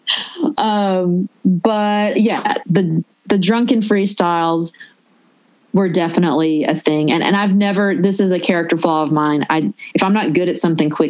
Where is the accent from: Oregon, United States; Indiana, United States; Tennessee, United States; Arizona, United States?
Tennessee, United States; Nashville; accent: Southern; moved away as an adult; also born or lived in Los Angeles, United States; I'm from Nashville